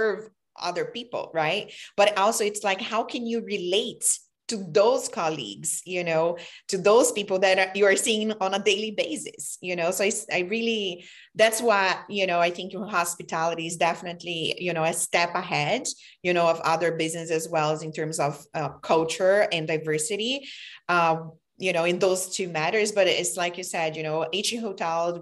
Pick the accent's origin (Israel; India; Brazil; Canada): Brazil; also born or lived in New York City; now in United States; I immigrated from Brazil in America